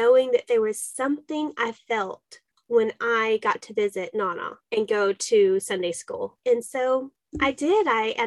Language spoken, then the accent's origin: English; Dallas, Texas, United States; I went to public school in Dallas, Texas